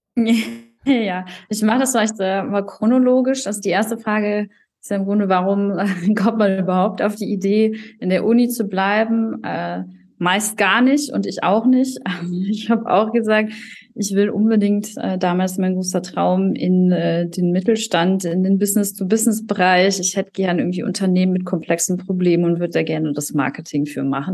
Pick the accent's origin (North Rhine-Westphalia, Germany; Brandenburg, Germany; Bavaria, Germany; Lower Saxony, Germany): North Rhine-Westphalia, Germany; moved away as an adult; also born or lived in Paderborn / Düsseldorf; now in Bayreuth, Germany; ich bin eigentlich ein äh, Kind aus NRW